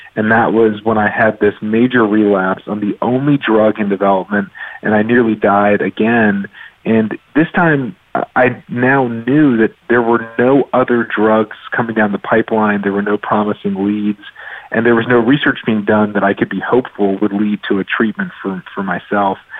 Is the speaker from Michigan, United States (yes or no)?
no; Raleigh, North Carolina, United States; I grew up in Raleigh, North Carolina